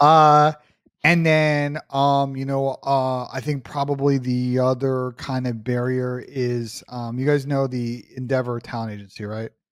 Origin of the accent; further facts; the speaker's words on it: New York, United States; I'm a New Yorker